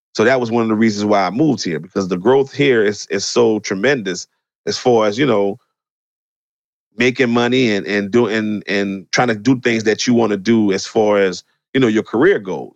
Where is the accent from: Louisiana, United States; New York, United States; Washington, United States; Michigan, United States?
Louisiana, United States; New Orleans; moved away; I grew up in New Orleans. I grew up in the '80s